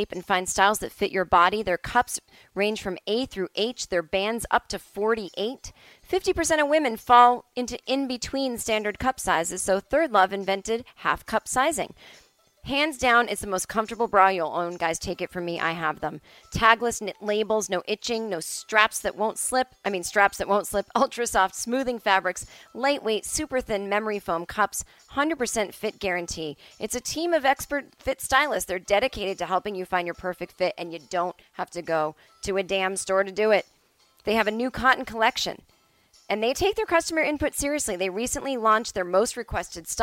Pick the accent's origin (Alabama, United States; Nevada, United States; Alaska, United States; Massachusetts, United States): Massachusetts, United States; now in Los Angeles, United States; Where I was growing up on the East Coast